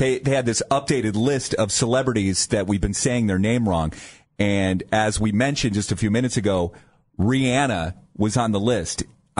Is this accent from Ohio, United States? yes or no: yes; Dover, Ohio, United States; also born or lived in Rocky River, Ohio; growing up in the Dover, New Philadelphia area